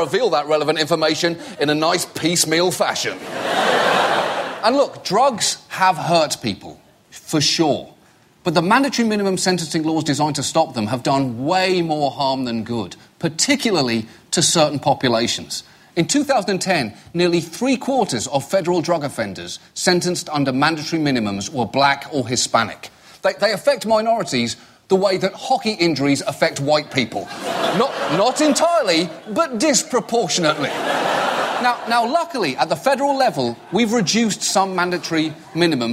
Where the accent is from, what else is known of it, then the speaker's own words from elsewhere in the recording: United Kingdom; moved away; I'm British